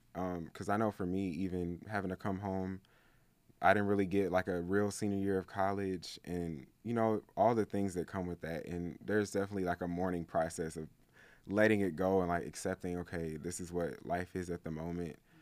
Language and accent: English; Atlanta, Georgia, United States; I'm from Atlanta, specifically the East Side